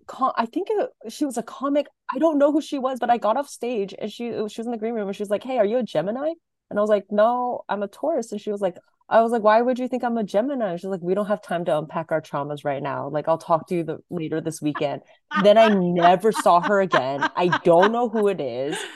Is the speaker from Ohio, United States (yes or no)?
no; Sacramento, California, United States; moved away as an adult; also born or lived in Washington State; now in Los Angeles, United States; I grew up in Sacramento.